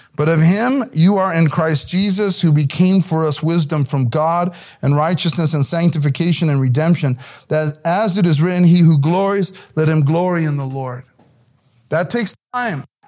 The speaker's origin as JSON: {"language": "English", "town": "South El Monte", "region": "California", "country": "United States", "tie": "born or raised there", "said": "Growing up in El-, South El Monte, which is a hard neighborhood to grow up"}